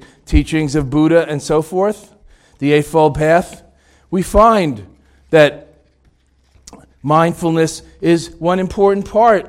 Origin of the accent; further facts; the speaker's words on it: Boston, Massachusetts, United States; Ted Williams? I'm from Boston.